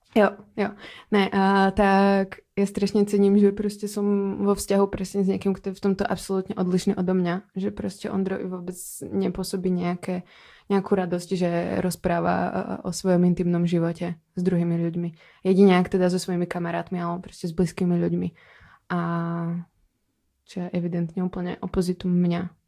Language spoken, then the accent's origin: Czech; Slovakia; moved away; Já jsem ze Slovenska.